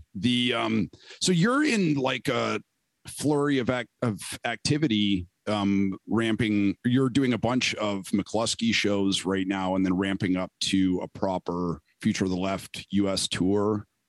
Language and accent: English; Canada; moved away; I was born in Canada